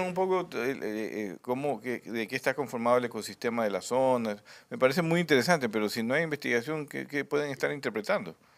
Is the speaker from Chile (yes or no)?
no; Guayaquil, Guayas, Ecuador; como guayaquileños